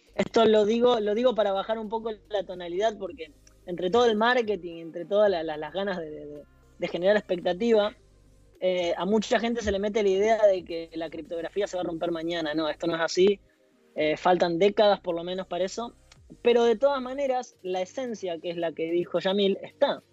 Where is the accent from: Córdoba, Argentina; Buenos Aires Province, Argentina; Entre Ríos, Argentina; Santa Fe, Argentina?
Santa Fe, Argentina; Esperanza; now in Delft, Netherlands; soy de Esperanza, es una ciudad en Santa Fe